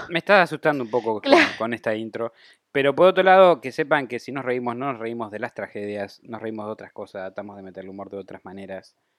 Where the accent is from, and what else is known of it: Argentina